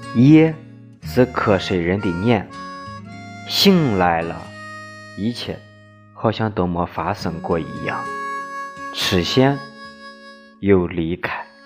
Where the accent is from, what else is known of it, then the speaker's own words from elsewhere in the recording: Shaanxi, China; accent: Shaanxi dialect; 我们的家乡话，陕西话